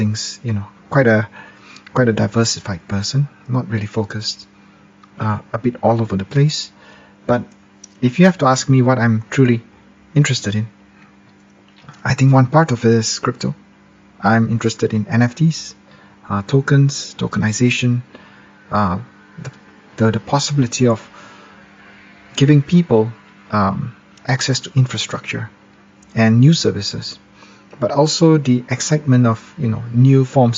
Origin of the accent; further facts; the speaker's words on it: Malaysia; I'm a lawyer from Malaysia